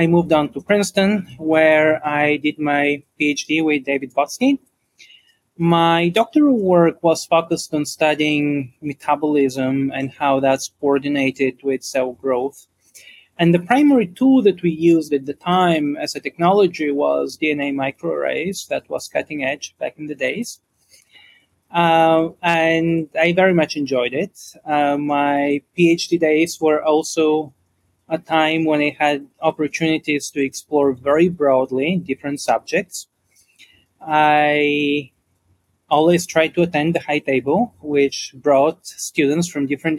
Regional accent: Bulgaria; moved away; I grew up in Bulgaria

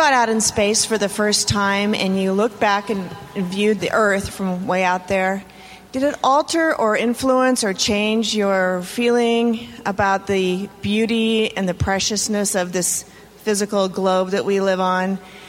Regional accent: San Rafael, California, United States; I'm from San Rafael, California.

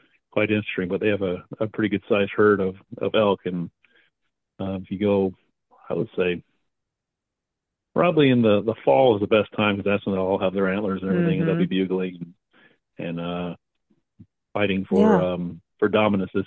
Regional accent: Southern California, United States; moved away as an adult; now in Asheville, United States; I grew up in the Southern California, where we had the San Gabriel Mountains, the San Bernardino Mountains

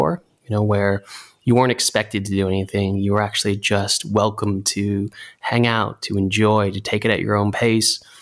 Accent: Santa Monica, California, United States; also born or lived in New Zealand; we moved to Santa Monica, California, where I grew up

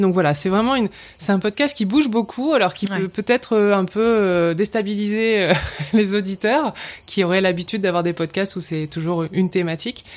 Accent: Hauts-de-France, France; moved away as an adult; now in Vaucluse, France; je suis originaire du nord de la France, donc je suis une ch'ti

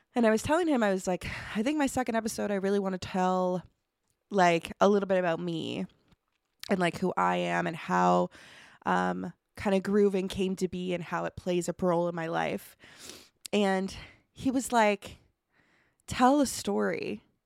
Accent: Truro, Nova Scotia, Canada; I grew up actually right outside of Truro

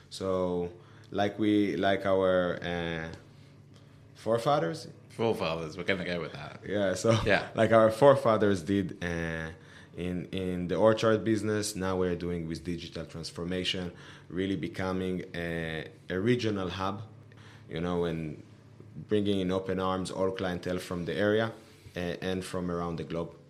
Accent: Israel; moved away; also born or lived in United States; I wanted to go back uh, to the Middle East and, um, and do something meaningful in uh, my home country, Israel.

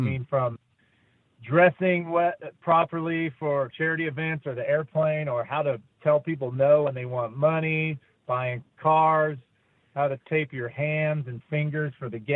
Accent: Fruitland, United States; moved away as an adult; also born or lived in Utah; my hometown of Fruitland

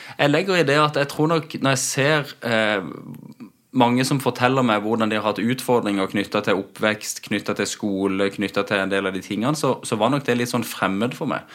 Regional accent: Spangereid, Agder, Norway; moved away as an adult; also born or lived in United States; now in Kristiansand, Norway; Født og oppvokst ute på Spangereid.

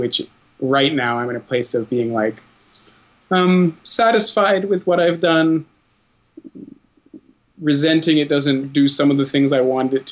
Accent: Ottawa, Ontario, Canada; I grew up in Ottawa

